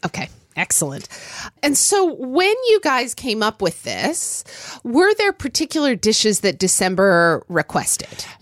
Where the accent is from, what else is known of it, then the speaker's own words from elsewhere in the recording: Oklahoma, United States; growing up in Oklahoma